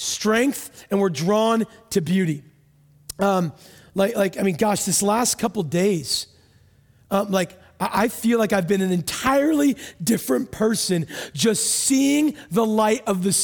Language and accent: English; United States; I'm from America.